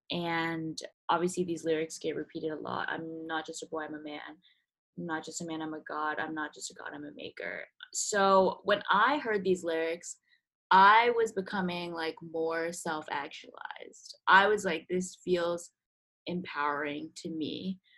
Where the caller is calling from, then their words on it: Philadelphia, Pennsylvania, United States; Um, I'm calling from Philly, and Sam is in New York, so we're kind of spread along the east